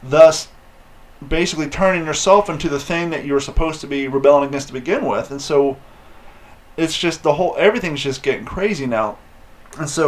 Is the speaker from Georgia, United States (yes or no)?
no; Columbus, Ohio, United States; moved away as an adult; also born or lived in Kentucky / California; now in Florida, United States; I left Kentucky in second grade, and I was in Columbus, Ohio from second grade up until the year after I graduated high school